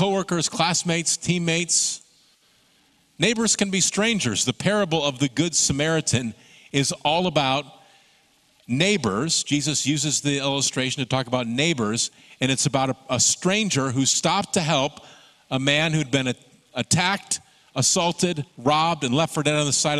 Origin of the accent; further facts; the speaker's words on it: Michigan, United States; Growing up in Michigan